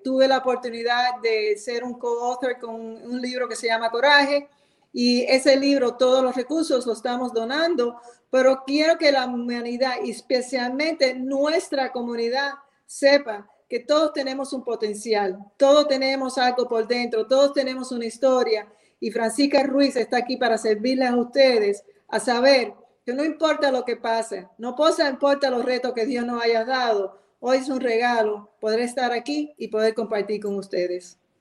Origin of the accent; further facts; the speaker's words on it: United States; also born or lived in Cuba; soy cubana, criada en los Estados Unidos, Viene para acá de la poca edad de seis años